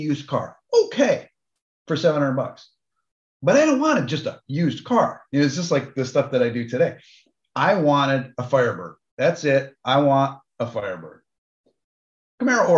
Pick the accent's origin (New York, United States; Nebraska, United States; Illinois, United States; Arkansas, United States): New York, United States; I didn't grow up in Detroit. I grew up in New York